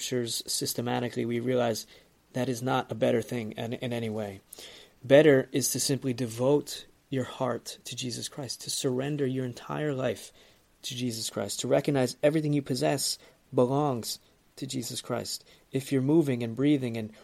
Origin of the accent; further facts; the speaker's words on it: United States; as I'm American also